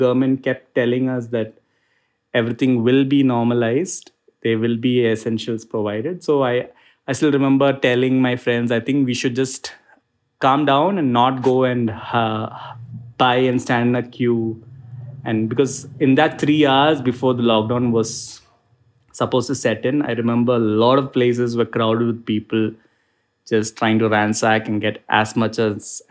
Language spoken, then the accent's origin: English; Kerala, India; now in Bangalore, India; I'm originally from Kerala in India.